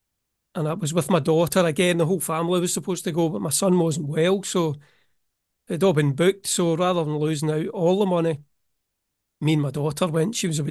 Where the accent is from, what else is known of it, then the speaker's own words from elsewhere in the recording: Scotland, United Kingdom; No, I hate it. I'm from Scotland, remember.